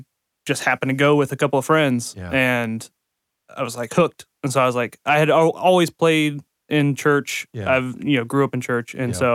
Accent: Ohio, United States; moved away; I'm from Ohio and I was in a band up there

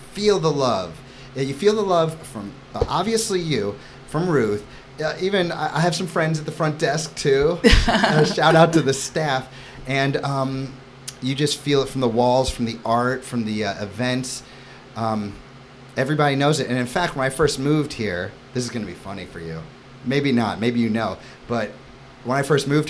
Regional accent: New York City, New York, United States; moved away; I come from New York City.

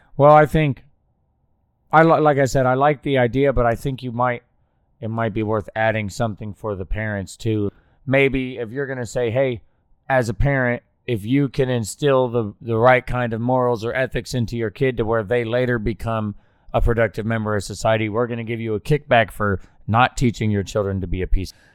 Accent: Oklahoma, United States; I grew up in Oklahoma

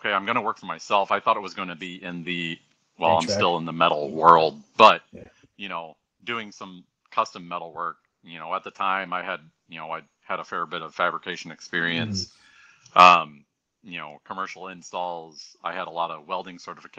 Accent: Orlando, Florida, United States; now in St. Louis, United States; I'm from Orlando, born and raised.

